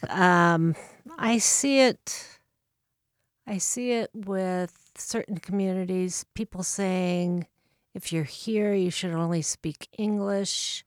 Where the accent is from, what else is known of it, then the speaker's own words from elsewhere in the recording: Bellevue, Nebraska, United States; moved away as an adult; now in Saint Paul, United States; actually just relocated there about a month ago. So really, I come from Bellevue, Nebraska.